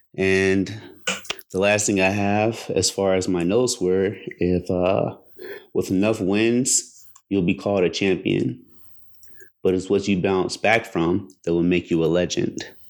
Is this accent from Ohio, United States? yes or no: yes; Cincinnati, Ohio, United States; I grew up in Cincinnati.